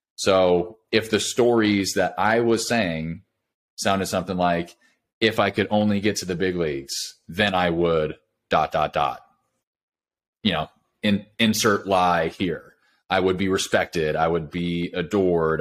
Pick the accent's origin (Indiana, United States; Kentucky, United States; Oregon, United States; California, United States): California, United States; moved away as an adult; now in Nashville, United States; I grew up in California, moved to Nashville about five years ago, but grew up in California